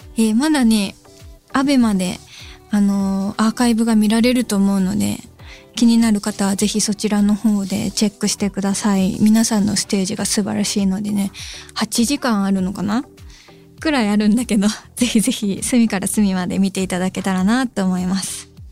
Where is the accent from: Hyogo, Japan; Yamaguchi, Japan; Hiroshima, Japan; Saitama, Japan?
Hyogo, Japan; 私兵庫県出身で福崎町はマジでめちゃくちゃ近い町なんです自分の地元と